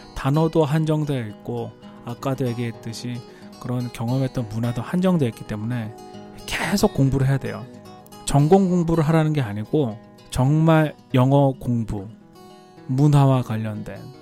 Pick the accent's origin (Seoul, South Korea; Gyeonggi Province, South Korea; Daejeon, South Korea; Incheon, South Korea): Seoul, South Korea; moved away as an adult; now in United States; 저는 뭐 한국에서 서울에서 자랐기 때문에